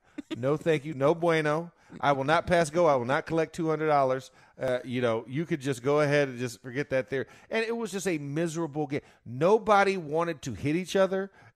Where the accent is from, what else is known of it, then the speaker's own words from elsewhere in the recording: Florida, United States; I'm from Florida